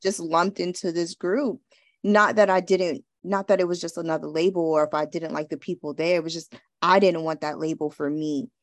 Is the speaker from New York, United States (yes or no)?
yes; New York City, New York, United States; I'm growing up in New York